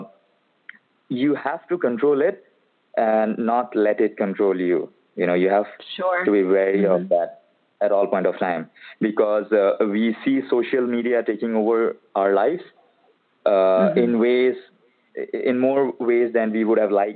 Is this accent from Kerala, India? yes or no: no; Guwahati, Assam, India; moved away as an adult; now in Bangalore, India; Right now, I'm in my hometown, which is basically the eastern part of India. This is Guwahati, Assam.